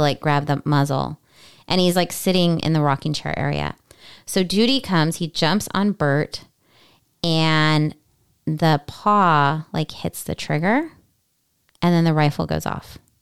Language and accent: English; California, United States; we are from California